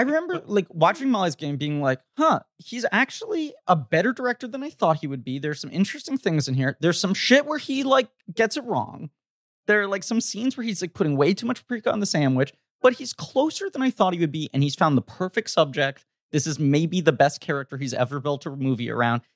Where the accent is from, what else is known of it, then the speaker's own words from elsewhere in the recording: New York, United States; New York